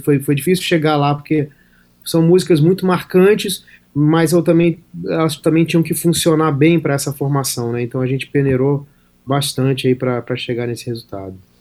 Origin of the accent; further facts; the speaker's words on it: Brasília, Federal District, Brazil; Sou de Brasília